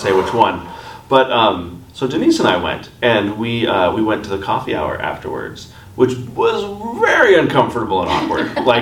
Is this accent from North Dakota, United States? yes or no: yes; North Dakota, United States; like we do in North Dakota